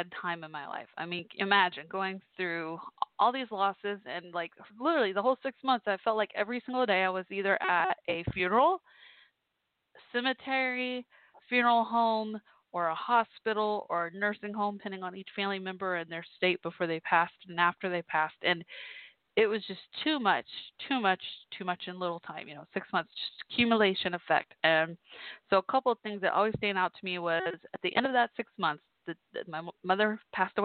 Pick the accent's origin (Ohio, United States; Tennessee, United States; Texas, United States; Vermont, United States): Texas, United States; Irving; my hometown, Irving, where I grew up